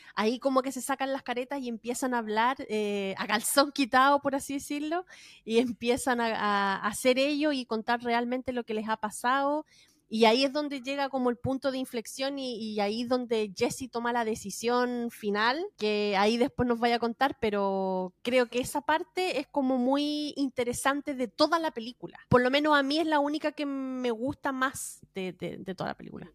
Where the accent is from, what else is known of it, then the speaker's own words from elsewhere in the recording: Valparaíso, Chile; yo soy de Valparaíso